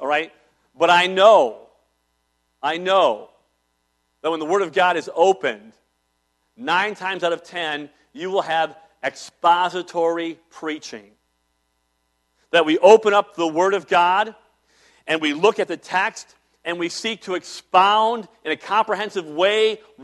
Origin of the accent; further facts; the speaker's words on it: Cleveland, Ohio, United States; When I was a small child, growing up in Cleveland, downtown area